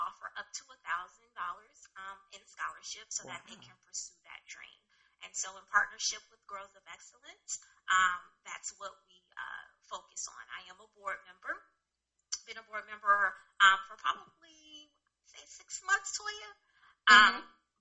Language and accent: English; Los Angeles, California, United States; moved away; I'm originally from Los Angeles, California, West Side